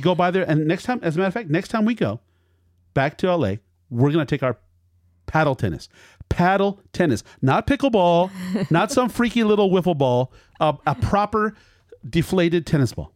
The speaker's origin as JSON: {"language": "English", "town": "Culver City", "region": "California", "country": "United States", "tie": "born or raised there", "said": "my hometown, Culver City"}